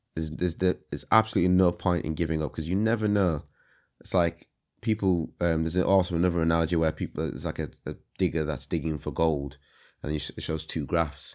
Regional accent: Leeds, Yorkshire and the Humber, United Kingdom; also born or lived in Congo; I grew up most of my life there

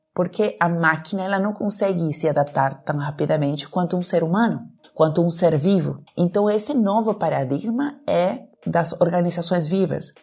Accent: Peru; Portuguese is a second language; moved away as an adult; now in Brazil; Eu nasci no Peru, né? moro no Brasil desde 2005, então meu sotaque enrolado

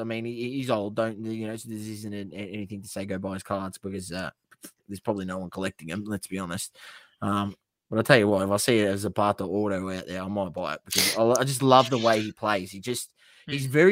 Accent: Australia; we're Australian

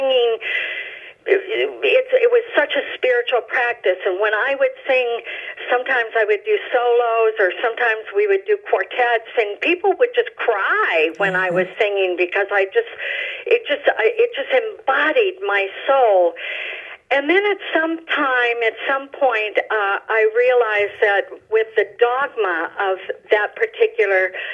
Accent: Chicago, Illinois, United States; moved away as an adult; also born or lived in Alabama; I grew up in the North Shore of Chicago, and then I moved to the South

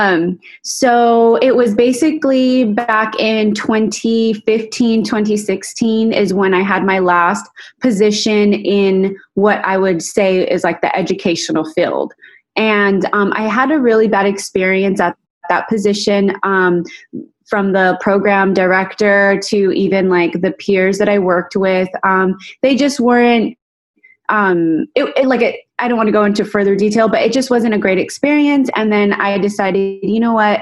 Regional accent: Rancho Cucamonga, California, United States; also born or lived in West Covina, California / Pomona, California; I pretty much grew up there, went to elementary, junior high, and high school in Altaloma, California

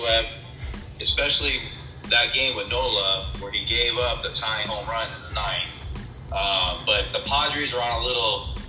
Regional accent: San Diego, California, United States; I grew up on the West Coast

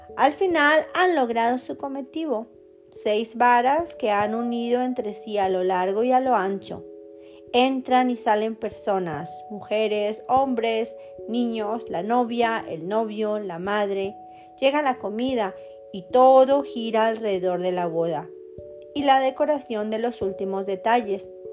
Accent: Colombia; moved away; also born or lived in Germany; Me casé dos veces, una vez en mi país Colombia

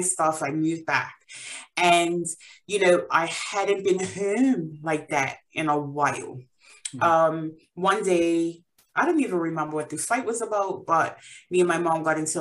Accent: Bermuda; moved away as an adult; now in England; So I am originally from Bermuda. I was born and raised there. I moved to England about 8 years ago

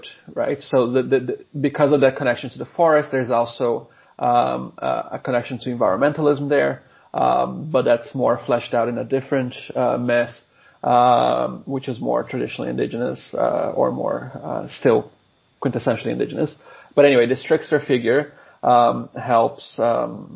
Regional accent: Brazil; moved away as an adult; now in Sydney, Australia; I am originally from Brazil, but I have been here at UNSW for just under 10 years now

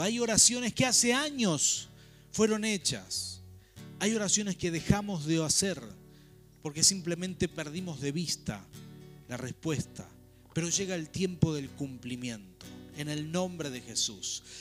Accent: Rafaela, Santa Fe, Argentina; moved away as an adult; also born or lived in Buenos Aires; Crecimos en Rafaela, toda la protección de un gran grupo familiar, trabajo, etcétera. Y llegar a Buenos Aires

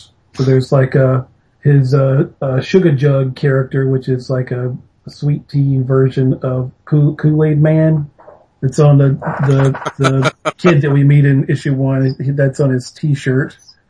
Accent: the South, United States; This is about kind of where we grew up. We're both from the South.

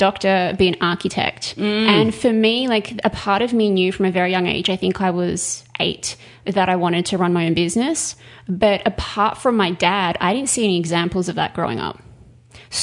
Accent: Perth, Western Australia, Australia; moved away as an adult; also born or lived in Sydney, Australia / Melbourne, Australia; now in Los Angeles, United States; I grew up in Perth in Western Australia

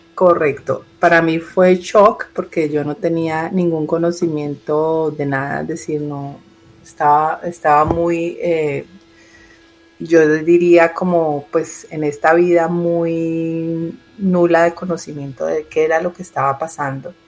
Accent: Colombia; now in Miami, United States; yo nací en Colombia y vivo en Miami hace más de 20 años

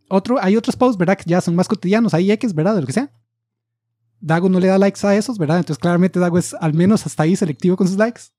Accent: United States; Spanish is a second language; como yo soy la gringa

